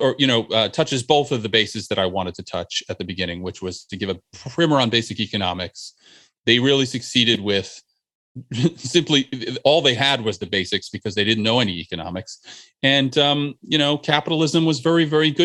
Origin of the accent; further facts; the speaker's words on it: New Jersey, United States; the place where I grew up in New Jersey